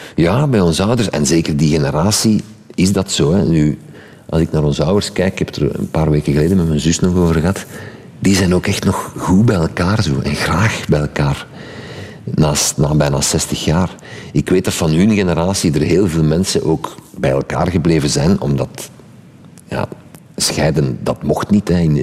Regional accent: Sint-Genesius-Rode, Flanders, Belgium; ik ben van Sint-Genesius Rode. Op de taalgrens ik sprak ik gewoon al supergoed Frans.

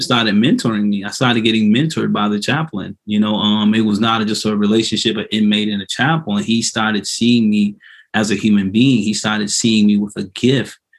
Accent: Hilton Head Island, South Carolina, United States; moved away as an adult; now in Columbia, United States; I'm not originally from Columbia. I'm from originally from Hilton Head Island, South Carolina

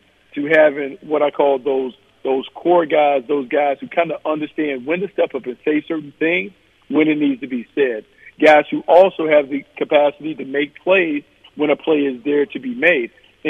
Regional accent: Raleigh, North Carolina, United States; It's my hometown. I grew up. Everyone wanted to go there. A lot of my high school buddies went there

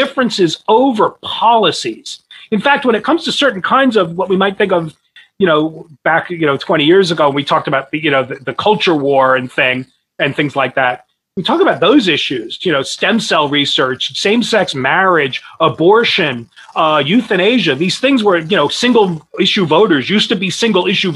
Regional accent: New Jersey, United States; moved away; I'm originally from New Jersey. I had to learn what Kroger was when I moved here.

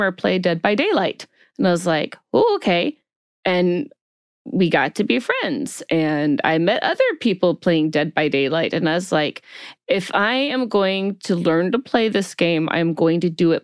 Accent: Alabama, United States; moved away as an adult; now in California, United States; I'm originally from Alabama. I transplanted to California some couple of decades ago

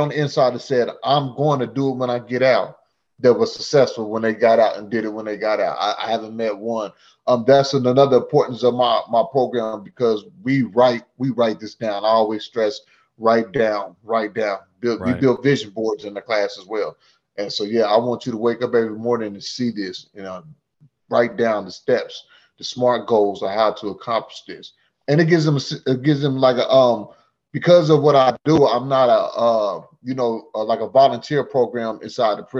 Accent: Sedalia, Missouri, United States; Anthony Buckner Projects in Sedalia, Missouri, in the early 80s.

